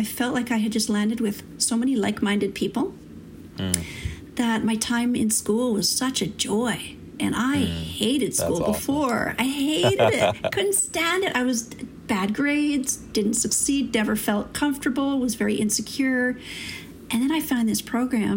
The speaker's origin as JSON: {"language": "English", "town": "St. Catharines", "region": "Ontario", "country": "Canada", "tie": "born or raised there", "moved": "as an adult", "lives_now": "British Columbia, Canada", "said": "I'm originally from Ontario. and came from a town called St. Catharines in southern Ontario."}